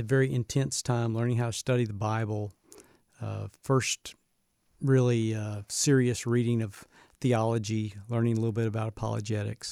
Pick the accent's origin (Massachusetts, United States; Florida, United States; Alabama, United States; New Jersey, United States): Alabama, United States; Birmingham; moved away; I grew up in a Southern Baptist home, and so I'm originally from Birmingham, Alabama